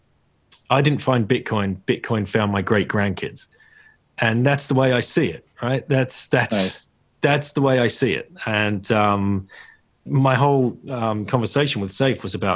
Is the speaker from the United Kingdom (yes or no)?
yes; United Kingdom; moved away as an adult; as a Brit, but I, you know, I've not lived in a country for almost 20 years now